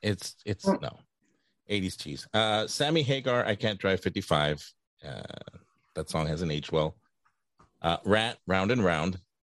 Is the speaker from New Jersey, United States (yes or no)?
no; Los Angeles, California, United States; This is kind of one that I grew up with in East LA.